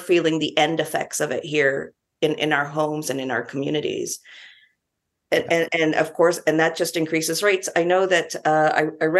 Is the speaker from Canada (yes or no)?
yes; Canada; now in New Zealand; I'm Canadian, a few years ago, I was back in Canada and I went to see the mayor of my own city